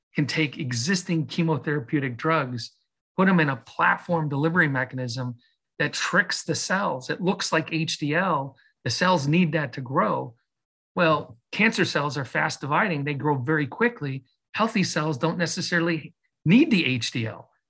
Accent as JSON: {"language": "English", "town": "Chicago", "region": "Illinois", "country": "United States", "tie": "born or raised there", "also_born_or_lived": "Michigan", "moved": "as an adult", "said": "I grew up in Chicago. I'm a Midwest person"}